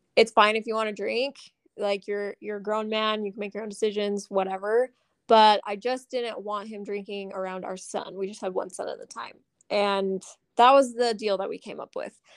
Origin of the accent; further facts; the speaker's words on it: Southern Utah, United States; moved away as an adult; also born or lived in Las Vegas; growing up in Southern Utah